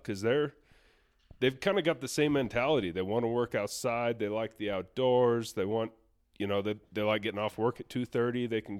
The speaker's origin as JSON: {"language": "English", "region": "Iowa", "country": "United States", "tie": "born or raised there", "said": "So I grew up in Western Iowa on a cattle farm."}